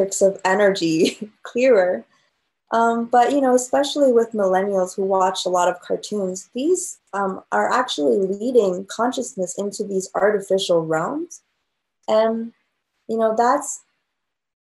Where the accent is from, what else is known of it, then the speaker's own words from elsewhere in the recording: China; moved away; I grew up in China